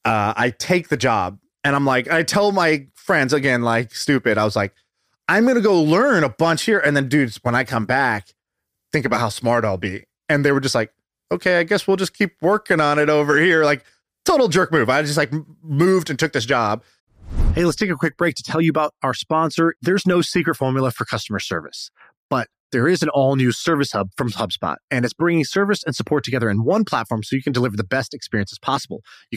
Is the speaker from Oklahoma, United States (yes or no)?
yes; Tulsa, Oklahoma, United States; born there; also born or lived in Denver / Texas / China / Indonesia; Tulsa. Yeah. Denver, Texas, China, Indonesia, Australia, San Francisco. Yeah, that's it. And maybe a little bit of London too.